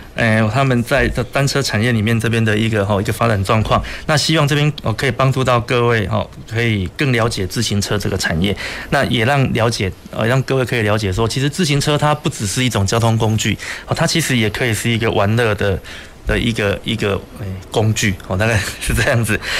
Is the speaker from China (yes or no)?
no; Taiwan; 我是来自台湾